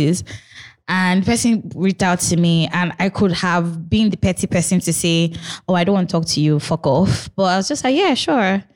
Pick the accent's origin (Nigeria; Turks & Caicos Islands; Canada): Nigeria; Ogun State; I grew up in Ogun State.